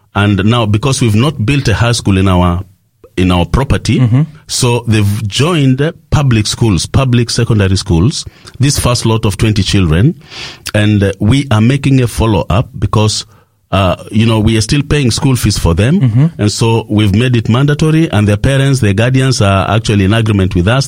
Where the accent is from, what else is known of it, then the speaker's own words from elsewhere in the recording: Kenya; I come from uh, Kenya, that is uh, in East Africa